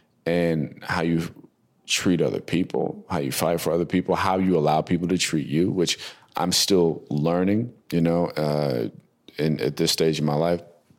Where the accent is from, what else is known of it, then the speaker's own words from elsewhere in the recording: New Jersey, United States; also born or lived in North Carolina / Hawaii; They came back to the States to have my brother and I was born in North Carolina on the base out there. And then we moved from there to Kaneohe in Oahu, Hawaii. And then from Hawaii, we came to Jersey to relocate